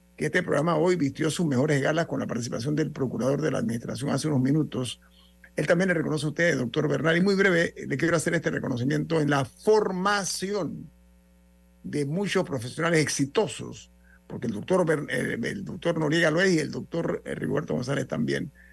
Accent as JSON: {"language": "Spanish", "country": "Panama", "said": "como panameños dignos"}